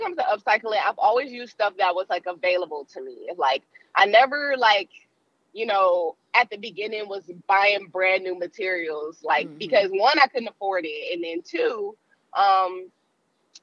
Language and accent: English; Cleveland, Ohio, United States; it was here in my hometown